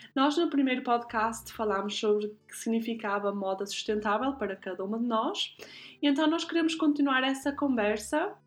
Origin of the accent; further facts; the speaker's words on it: Guimarães, Norte, Portugal; now in Zurich, Switzerland; nasci em Guimarães e vivo atualmente em Zurique